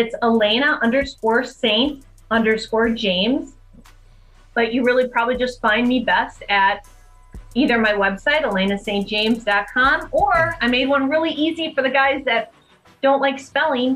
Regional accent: Wisconsin, United States; I'm from Wisconsin

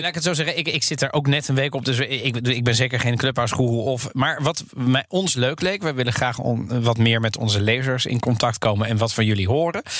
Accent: The Hague, South Holland, Netherlands; ik ben opgegroeid in Den Haag

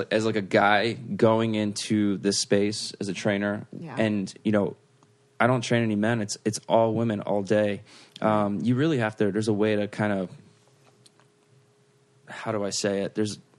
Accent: United Kingdom; I'm British.

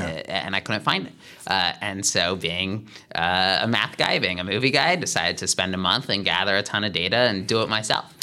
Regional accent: Philadelphia, Pennsylvania, United States; moved away as an adult; also born or lived in Cambridge, Massachusetts; now in Los Angeles, United States; I'm from the Philadelphia area

